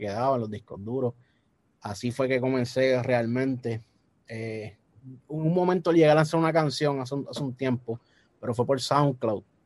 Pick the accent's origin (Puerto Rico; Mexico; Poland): Puerto Rico; accent: boricua; Yo toda mi vida he sido nacido y criado en Puerto Rico